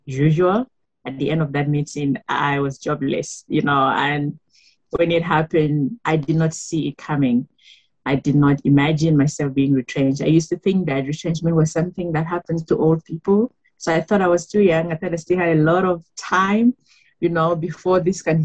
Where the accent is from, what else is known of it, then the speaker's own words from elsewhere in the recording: Cameroon; moved away as an adult; now in South Africa; I am from Cameroon. I have been in South Africa for 14 years now